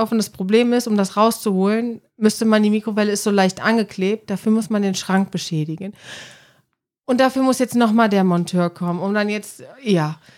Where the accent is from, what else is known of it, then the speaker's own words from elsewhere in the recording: Cologne, North Rhine-Westphalia, Germany; Weil ja, ich meine, ne, dieses äh, Schnapszahl, so als Kölner, 33.